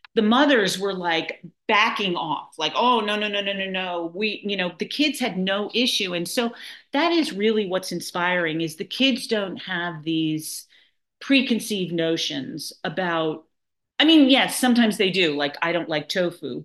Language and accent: English; New York City, New York, United States; now in Nahant, United States; I am a born and bred New Yorker. I grew up in Manhattan, and um, I now live in Nahant, Massachusetts